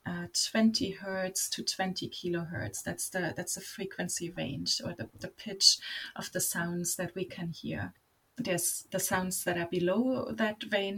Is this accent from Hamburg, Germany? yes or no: no; Berlin, Germany; moved away as an adult; also born or lived in Canada; I grew up in Berlin, very far from the ocean